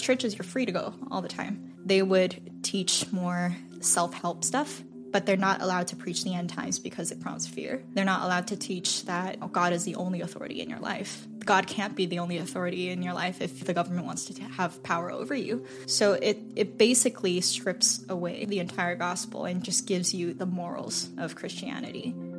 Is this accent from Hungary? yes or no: no; Shanghai, China; moved away; I was born and raised in Shanghai, technically